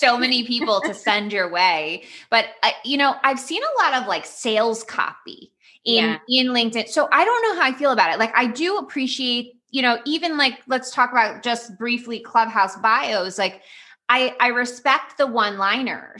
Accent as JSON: {"language": "English", "town": "Miami", "region": "Florida", "country": "United States", "tie": "born or raised there", "said": "I grew up in Miami or in Florida"}